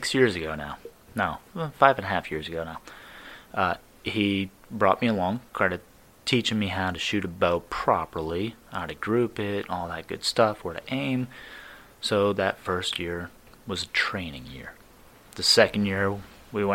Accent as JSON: {"language": "English", "town": "Scranton", "region": "Pennsylvania", "country": "United States", "also_born_or_lived": "Washington, D.C.", "moved": "as an adult", "lives_now": "Butler, United States", "said": "I am actually a transplant, so I'm from Scranton"}